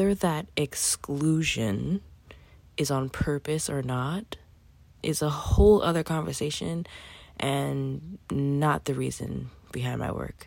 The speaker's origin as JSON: {"language": "English", "town": "New York City", "region": "New York", "country": "United States", "tie": "born or raised there", "said": "I'm a 30-something-year-old Black woman with a Haitian-Cuban background, born and raised in Brooklyn, New York"}